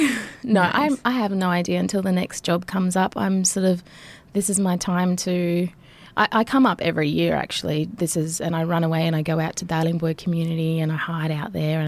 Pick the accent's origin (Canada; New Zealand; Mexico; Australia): Australia; Nhulunbuy, Northern Territory; also born or lived in Sydney; I was born in Sydney, but then after that moved up here, and I've sort of just been back and forth my whole life between Nhulunbuy